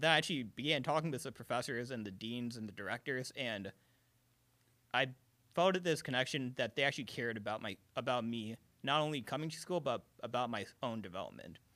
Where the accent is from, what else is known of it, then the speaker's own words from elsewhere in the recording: Chicago, Illinois, United States; also born or lived in Carbondale, Illinois; I'm from Chicago